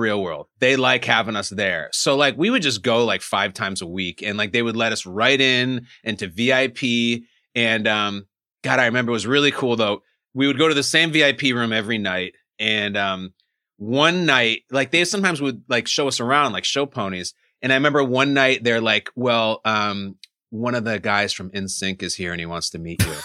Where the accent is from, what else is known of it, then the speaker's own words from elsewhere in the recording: Chicago, Illinois, United States; also born or lived in New Jersey; I grew up in Chicago.